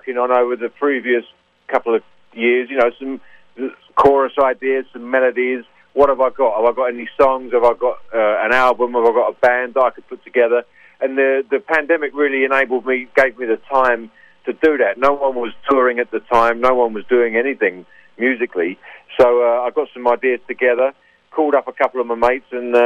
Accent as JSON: {"language": "English", "region": "London", "country": "United Kingdom", "tie": "born or raised there", "said": "I'm from North London. So I grew up around the Tottenham area and, Camden Town, places like"}